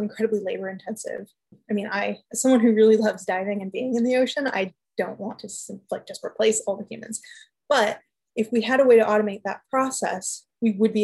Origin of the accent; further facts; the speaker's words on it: Southern California, United States; I'm being from Southern California